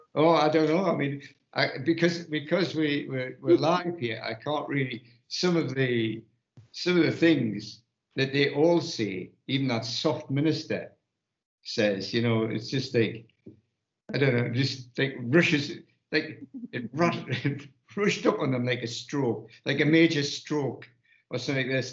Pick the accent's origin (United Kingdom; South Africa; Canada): United Kingdom; we being the British public